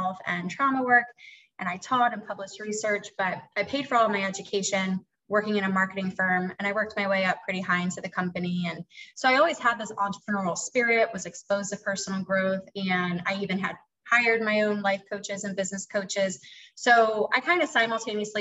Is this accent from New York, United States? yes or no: no; Philadelphia, Pennsylvania, United States; moved away as an adult; now in the South, United States; I'm from Philadelphia